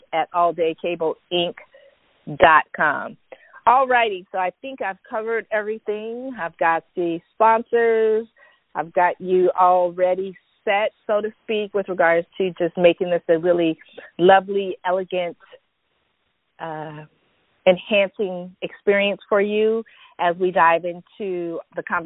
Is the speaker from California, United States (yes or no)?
yes; San Francisco Bay Area, California, United States; I'm from Cali and I roll all the way in the San Francisco Bay Area. I'm a Silicon Valley girl